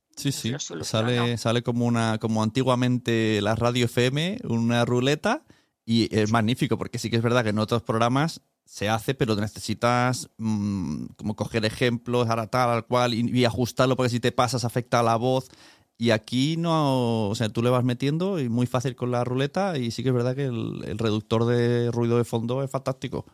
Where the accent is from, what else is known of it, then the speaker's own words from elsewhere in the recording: Spain; como español